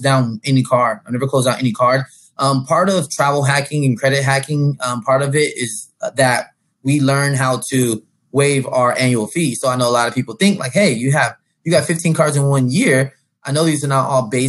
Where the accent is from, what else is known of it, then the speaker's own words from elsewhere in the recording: San Diego, California, United States; I'm from San Diego, California.